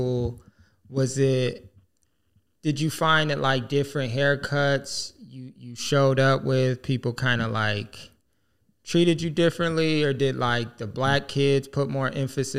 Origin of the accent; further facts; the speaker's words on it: Michigan, United States; growing up in Michigan